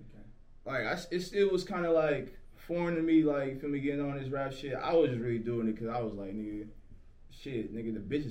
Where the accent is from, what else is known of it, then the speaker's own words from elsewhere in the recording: California, United States; Yeah, shit, I'm from the Bag Area. I'm from out here, man.